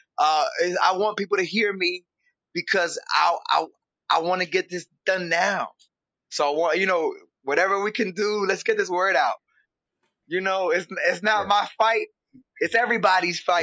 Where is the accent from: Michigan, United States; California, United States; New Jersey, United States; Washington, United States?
New Jersey, United States; Camden; I'm from Camden, New Jersey